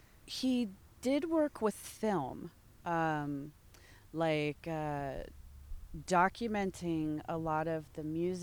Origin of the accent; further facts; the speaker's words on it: Michigan, United States; born there; I was born in Michigan, yes.